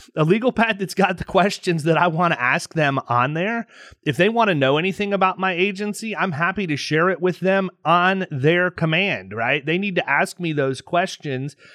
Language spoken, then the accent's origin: English; Tampa, Florida, United States; my hometown, Tampa, Florida